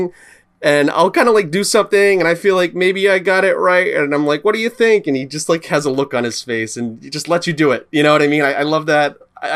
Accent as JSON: {"language": "English", "town": "Providence", "region": "Rhode Island", "country": "United States", "said": "I'm from Providence, Rhode Island"}